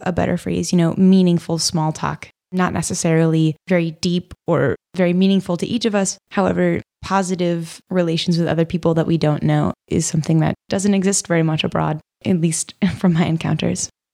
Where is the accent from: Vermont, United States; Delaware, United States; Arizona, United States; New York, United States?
Vermont, United States; also born or lived in Munich, Germany; I'm from Vermont.